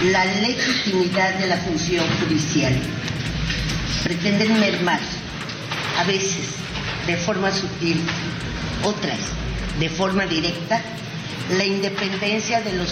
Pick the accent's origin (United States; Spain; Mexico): Mexico